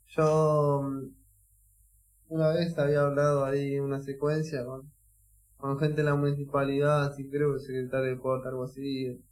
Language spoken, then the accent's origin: Spanish; Escobar, Buenos Aires Province, Argentina; nosotros somos de Escobar. yo Le digo, yo soy de allá.